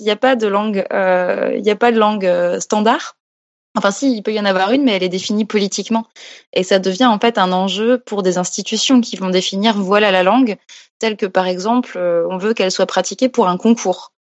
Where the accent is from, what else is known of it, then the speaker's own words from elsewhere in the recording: Alsace, Grand Est, France; now in Paris, France; maintenant, je vis à Paris, mais je viens d'Alsace au départ